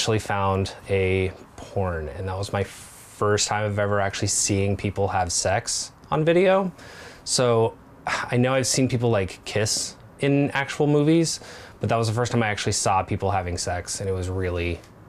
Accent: Nebraska, United States; I am 40 years old. And I grew up in Nebraska

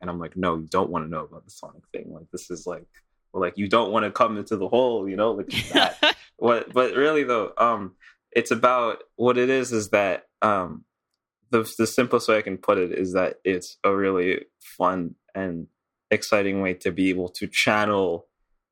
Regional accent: Montreal, Quebec, Canada; I'm from Montreal

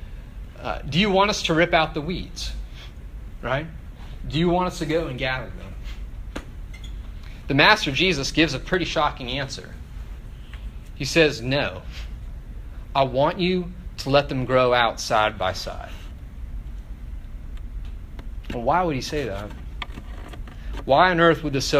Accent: Northern Virginia, United States; also born or lived in Oakville, Ontario, Canada; I was born just outside of Toronto in a town called Oakville, though I grew up in Northern Virginia.

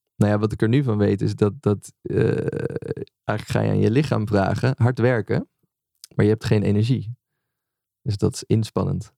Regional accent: Amersfoort, Utrecht, Netherlands; also born or lived in Leusden; Amersfoort, waar ik ben opgegroeid

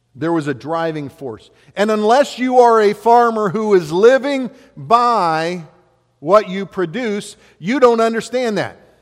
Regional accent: West Alexandria, Ohio, United States; growing up in West Alexandria, we had, you know, I was working out in fields with a, uh, a lot of the farmers all around us

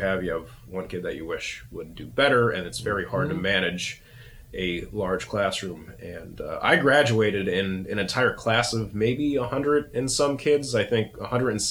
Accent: Taylor, Pennsylvania, United States; moved away; I'm originally from Scranton, Pennsylvania, actually Taylor, Pennsylvania, which is right next door

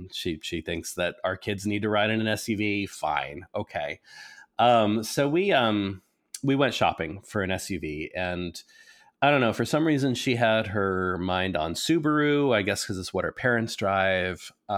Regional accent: Nebraska, United States; also born or lived in Massachusetts; I will say this, and this might be just because I was born in Massachusetts and raised in Nebraska, so I'm used to winters

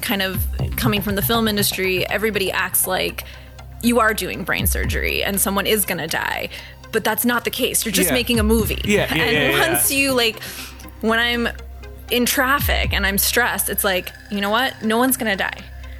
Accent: Thousand Oaks, California, United States; Because growing up in Thousand Oaks, when I would see a movie where the kids were running around the neighborhood, I'm like, "What is that?"

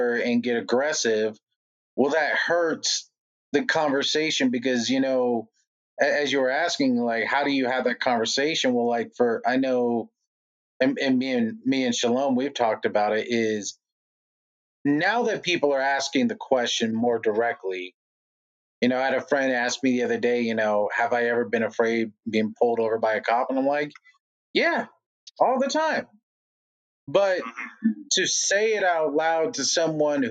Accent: California, United States; now in Lubbock, Texas, United States; I grew up on the West Coast

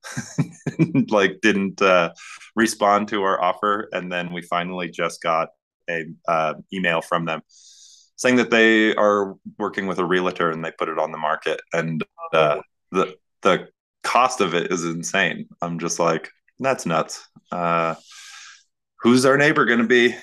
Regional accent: Northern Plains, North Dakota, United States; now in Glorieta, United States; I'm from the Northern Plains.

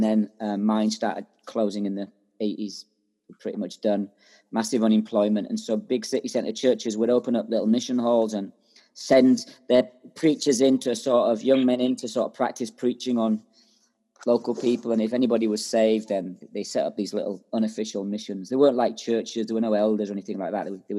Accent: Ireland; now in Scotland; I am from Ireland, yeah.

